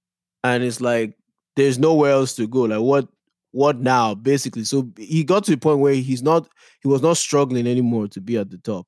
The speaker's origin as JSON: {"language": "English", "country": "Nigeria", "said": "I am a Nigerian"}